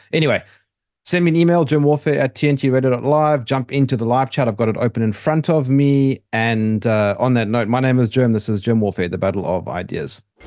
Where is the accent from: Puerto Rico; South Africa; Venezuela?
South Africa; I'm from South Africa.